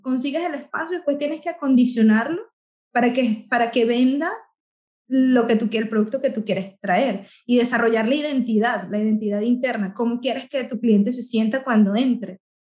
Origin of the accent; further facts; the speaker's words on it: Venezuela; now in Ireland; tenemos a un invitado de mi país, de mi tierra